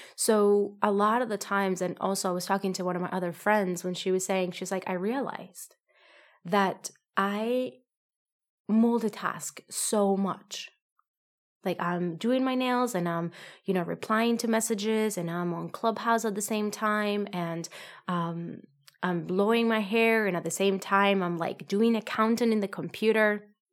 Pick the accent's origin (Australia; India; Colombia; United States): Colombia; moved away; I come from, I'm from Colombia